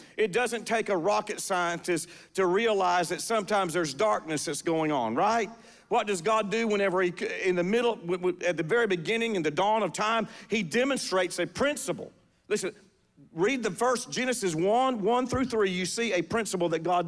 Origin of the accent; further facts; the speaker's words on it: the South, United States; we're from the South